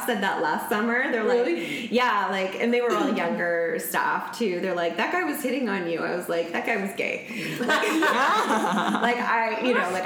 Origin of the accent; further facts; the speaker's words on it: Ontario, Canada; moved away as an adult; also born or lived in Milton / Toronto / Waterloo; now in Vancouver, Canada; I grew up in Ontario.